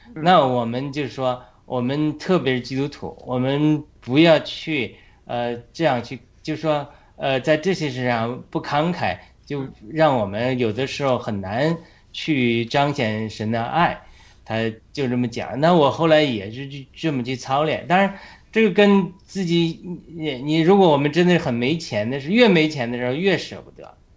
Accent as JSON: {"language": "Chinese", "country": "China", "moved": "as an adult", "lives_now": "United States", "said": "我们中国人"}